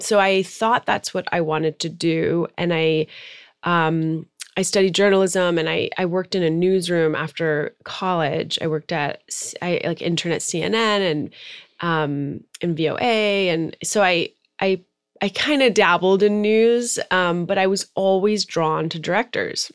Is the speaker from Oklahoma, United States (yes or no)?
no; Maryland, United States; moved away as an adult; also born or lived in Tehran, Iran / New York; now in Los Angeles, United States; i was actually born in iran mm-hmm. i'm iranian american um, and then my family immigrated to the suburbs of Washington, D.C. when I was five. So I grew up in Maryland